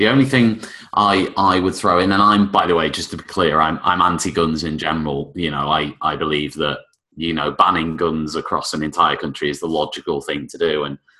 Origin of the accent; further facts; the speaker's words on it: United Kingdom; being British